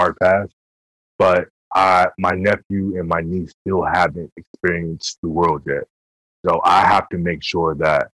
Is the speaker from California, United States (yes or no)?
no; New York, United States; We come from King Queens